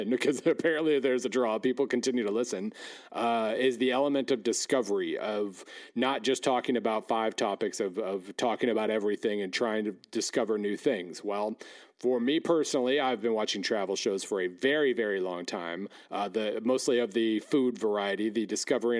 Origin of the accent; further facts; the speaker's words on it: Weatherford, Oklahoma, United States; moved away; In my hometown of Weatherford, for instance, about an hour west of Oklahoma City